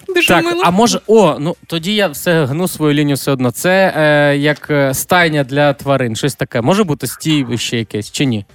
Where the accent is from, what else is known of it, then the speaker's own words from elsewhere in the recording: Lviv Oblast, Ukraine; у нас на Львівщині шоп шопка кажуть